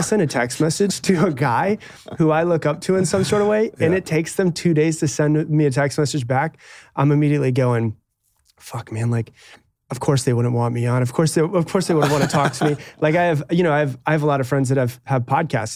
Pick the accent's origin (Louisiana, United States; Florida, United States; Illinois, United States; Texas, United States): Florida, United States; Anna Maria; I grew up on an island